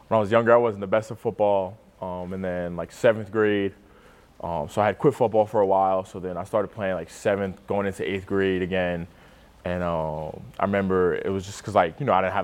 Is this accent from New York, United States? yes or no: yes; New York City, New York, United States; moved away as an adult; now in Nebraska, United States; I'm from Staten Island, New York